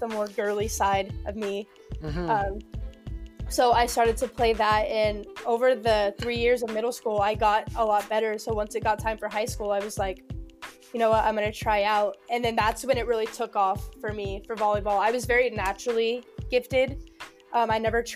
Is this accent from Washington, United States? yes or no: yes; Washington, United States; also born or lived in Oregon; we moved to Washington because I was born in Oregon